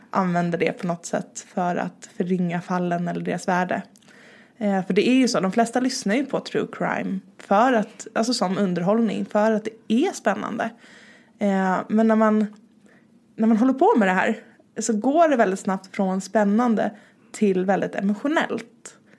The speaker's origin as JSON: {"language": "Swedish", "town": "Stockholm", "region": "Stockholm County", "country": "Sweden", "lives_now": "Malmö, Sweden", "said": "jag är nedflyttad från Stockholm. Eh, jag flyttade ner till Malmö för drygt fyra år sedan."}